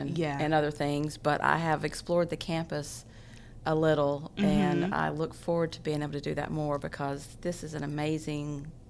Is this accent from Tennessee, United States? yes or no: yes; Tennessee, United States; moved away as an adult; also born or lived in Huntington, West Virginia; now in Beaumont, United States; because I grew up in Tennessee at the foot of the mountains, and then we were surrounded by mountains in Huntington.